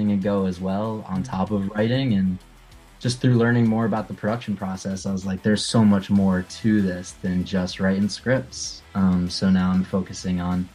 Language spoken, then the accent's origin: English; Connecticut, United States; moved away as an adult; now in Los Angeles, United States; I'm originally from, as you've heard, Connecticut, and I've been living in LA for about a year now